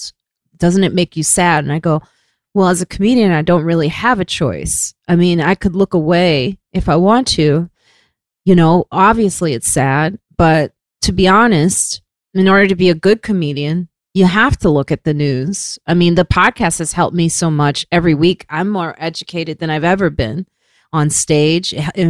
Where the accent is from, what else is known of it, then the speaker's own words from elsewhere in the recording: Chicago, Illinois, United States; Yeah, bitch, please. I'm from Chicago.